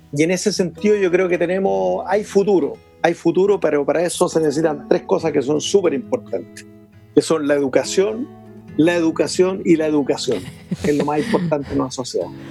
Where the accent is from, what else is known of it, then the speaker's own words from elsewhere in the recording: Chile; como chileno, la verdad que yo amo mi tierra